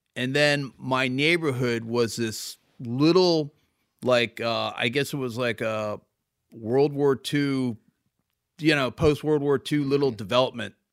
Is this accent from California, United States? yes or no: no; Devon, Pennsylvania, United States; I grew up in Devon.